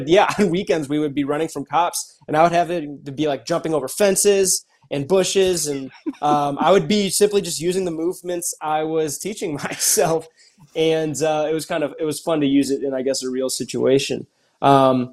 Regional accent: Cleveland, Ohio, United States; I am originally from Cleveland, Ohio. That's where I was born and raised

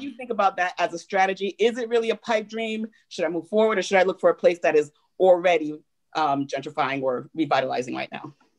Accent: New York, United States; I'm from New York

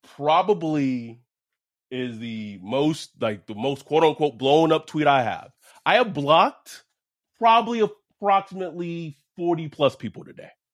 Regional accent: the South, United States; we're black men from the South.

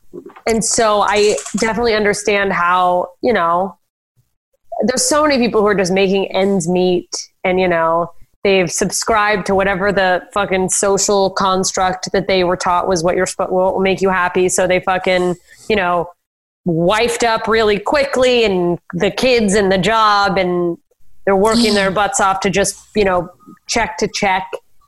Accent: South Dakota, United States; growing up in South Dakota where they're like, yeah, I met a gay guy once

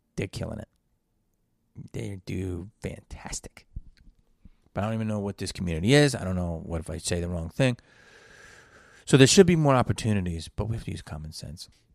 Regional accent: Philadelphia, Pennsylvania, United States; growing up in Philly

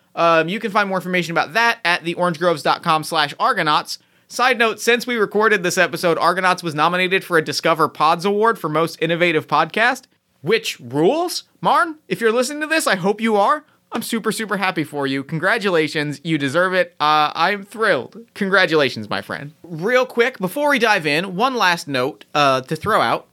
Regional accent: Mount Holly, New Jersey, United States; growing up in Mount Holly, New Jersey

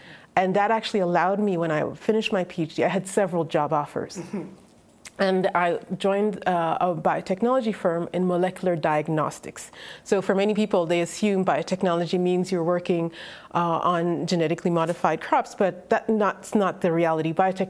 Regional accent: Rwanda; also born or lived in North America / Europe; So I was born in 1972 in Rwanda, and I spent a lot of time in the countryside, a lot of time with smallholder farmers, a lot of time enjoying the beauty of forests.

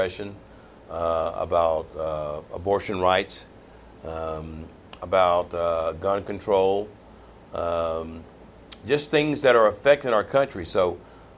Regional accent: East Texas, United States; I'm from the East Texas area

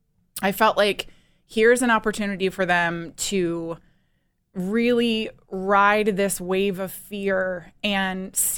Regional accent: East Coast, United States; I'm from the East Coast.

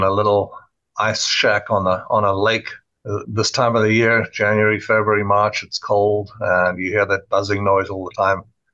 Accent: South Africa; moved away as an adult; now in Florida, United States; I'm from South Africa 27 years ago

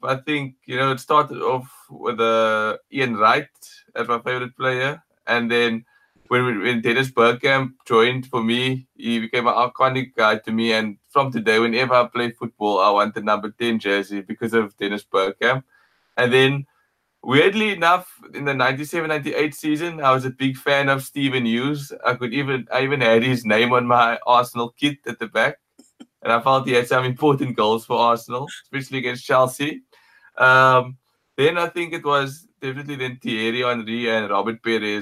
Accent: Cape Town, Western Cape, South Africa; I'm from Cape Town

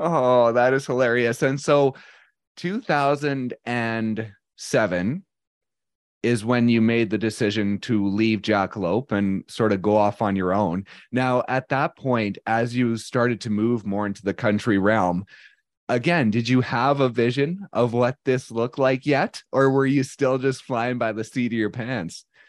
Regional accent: Canada; I am a Canadian of, bor-, raised in the nineties and early two thousands

